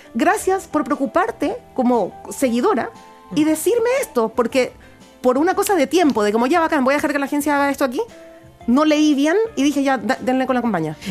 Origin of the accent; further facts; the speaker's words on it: Guayaquil, Guayas, Ecuador; accent: Ecuadorian; now in Chile; yo efectivamente nací en Chile, pero me crié en Guayaquil